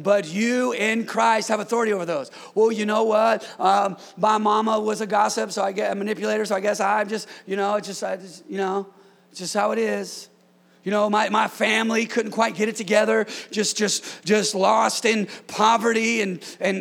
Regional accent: California, United States; born and raised in California

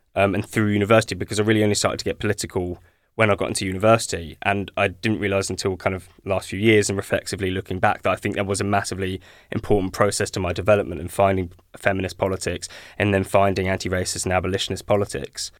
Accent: Ashford, South East England, United Kingdom; I was born in Ashford

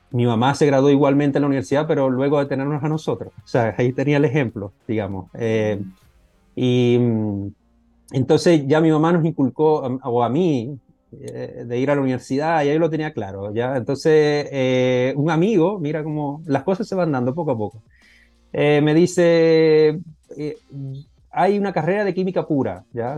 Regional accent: Venezuela; moved away; soy venezolano, estudié en Venezuela esa parte de la licenciatura

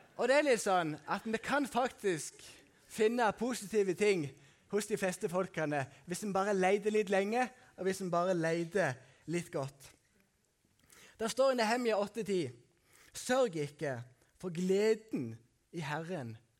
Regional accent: Sunndalsøra, Møre og Romsdal, Norway; moved away; på Haua som jeg kommer fra, eller Sukna som jeg kommer fra

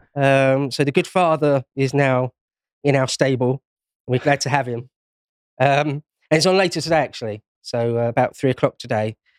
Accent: London, United Kingdom; I was born and raised in London, well, Greater London.

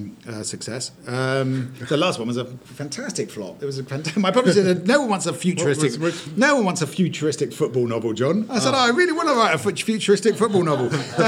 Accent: Maidenhead, South East England, United Kingdom; moved away; I grew up in a town called Maidenhead in Berkshire, which is a rock-solid Tory seat

